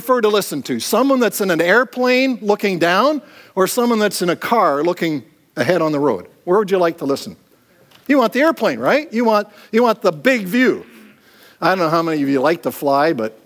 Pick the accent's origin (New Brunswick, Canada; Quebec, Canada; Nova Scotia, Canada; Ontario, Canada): Ontario, Canada; Clinton; I grew up in the Plymouth Brethren movement, the Gospel Halls, and any of you have been in that, it was a very small Gospel Hall in Clinton, Ontario